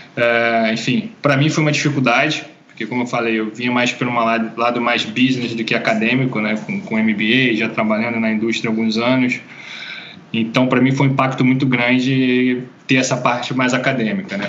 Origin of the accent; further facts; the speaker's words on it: Rio de Janeiro, Brazil; moved away as an adult; also born or lived in Norway; ser brasileiro